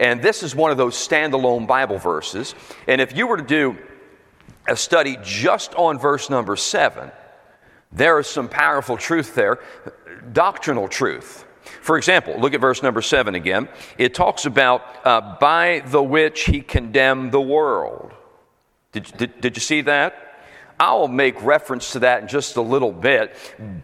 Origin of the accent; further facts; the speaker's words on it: Philadelphia, Pennsylvania, United States; also born or lived in Florida; now in New Jersey, United States; I was born and raised in Pennsylvania, Philadelphia born and raised in that area